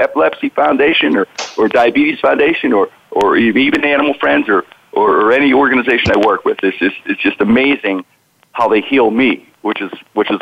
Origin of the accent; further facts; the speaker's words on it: Pittsburgh, Pennsylvania, United States; I grew up in the Strip District, an area in Pittsburgh, right by downtown